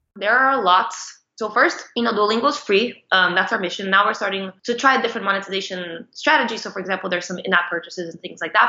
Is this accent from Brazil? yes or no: yes; Brazil; moved away as an adult; now in United States; I'm Brazilian. I've been living in the US for the past 10 years ish